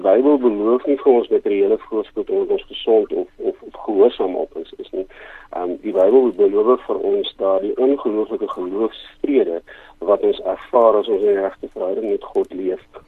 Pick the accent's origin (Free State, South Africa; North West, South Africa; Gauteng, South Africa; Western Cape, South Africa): North West, South Africa; Rustenburg; moved away as an adult; now in Cape Town, South Africa; ek kom oorspronklik van Rustenburg in Pretoria se wêreld af.